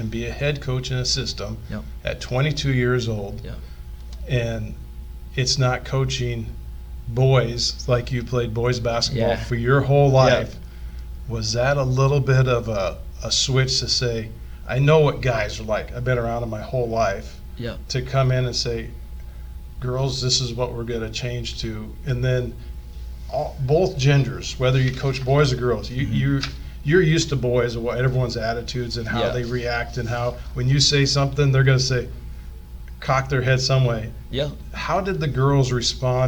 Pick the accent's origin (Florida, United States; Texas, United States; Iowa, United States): Iowa, United States; South Tama; I come from South Tama, so we were a big school in the CIC in the 70s